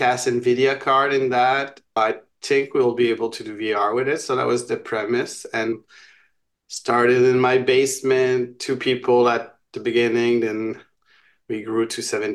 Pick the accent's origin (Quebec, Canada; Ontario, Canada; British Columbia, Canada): Quebec, Canada; Montreal; So I'm from Montreal.